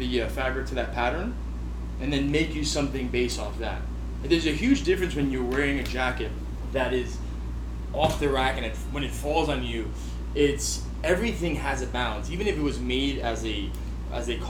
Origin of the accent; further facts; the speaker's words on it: New York City, New York, United States; Born and raised in Williamsburg